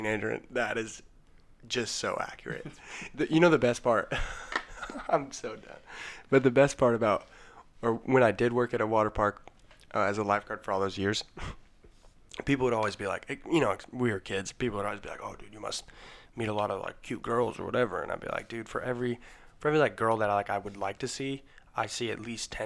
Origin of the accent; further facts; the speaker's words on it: Colorado, United States; I'm from Colorado